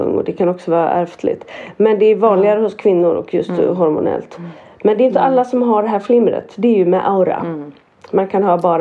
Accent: Norrland, Sweden; jag som norrlänning

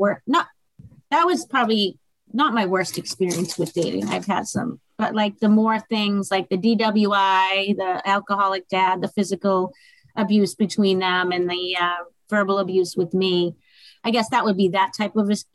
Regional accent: Massachusetts, United States; moved away as an adult; now in Fort Myers, United States; I'm originally from Massachusetts

